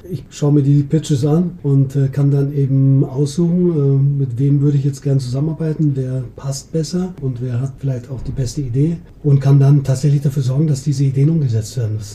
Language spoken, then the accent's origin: German; Munich, Bavaria, Germany; Du, ich bin Münchner, Münchner